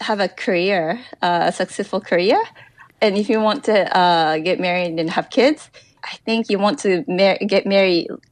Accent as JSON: {"language": "English", "region": "Chiba", "country": "Japan", "moved": "yes", "lives_now": "Tokyo, Japan", "said": "I'm originally from Chiba, which is next to Tokyo, but in a very, very rural area. And I go back to visit my parents a few times a year"}